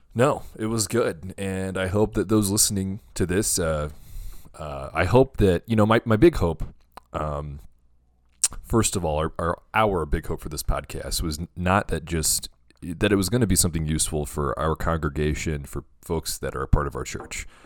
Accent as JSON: {"language": "English", "region": "the Bible Belt", "country": "United States", "tie": "born or raised there", "said": "growing up in the Bible Belt"}